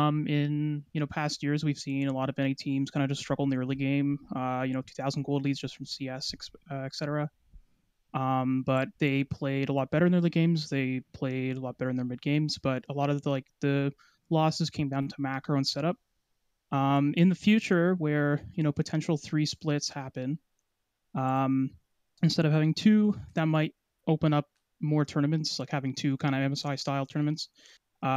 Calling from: Ontario, Canada; I am calling from Ontario, Canada.

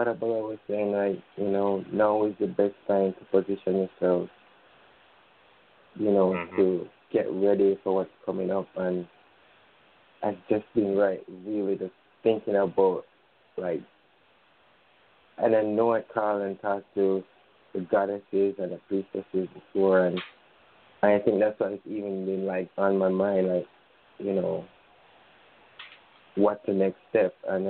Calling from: Jamaica; It's good to calling from Jamaica.

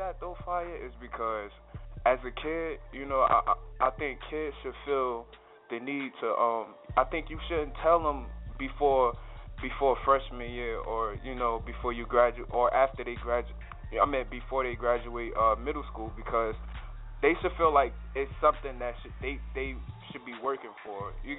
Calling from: Essex County, New Jersey, United States; It's your boy … I'm calling from New Jersey, Essex County side.

